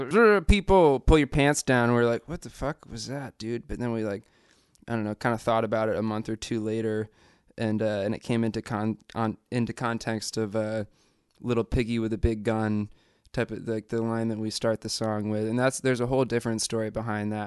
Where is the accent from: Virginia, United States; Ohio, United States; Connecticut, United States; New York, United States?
Connecticut, United States; Mystic; We grew up together in Mystic, Connecticut